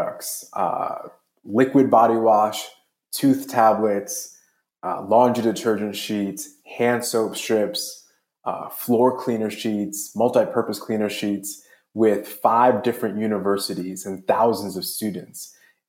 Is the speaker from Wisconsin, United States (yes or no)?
no; New York City, New York, United States; I grew up in Jamaica, Queens, in New York City